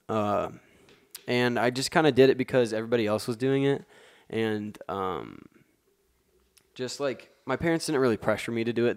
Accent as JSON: {"language": "English", "town": "West Lafayette", "region": "Indiana", "country": "United States", "tie": "born or raised there", "said": "I'm from West Lafayette, Indiana, um, born and raised"}